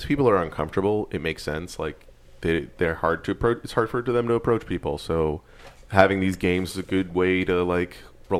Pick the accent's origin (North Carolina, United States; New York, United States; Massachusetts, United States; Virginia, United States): New York, United States; I'm from New York, and it's so hard to meet people here.